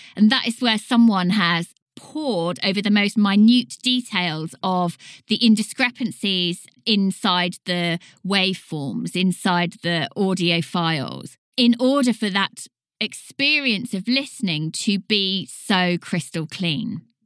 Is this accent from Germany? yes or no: no; United Kingdom; accent: British; I'm a British voice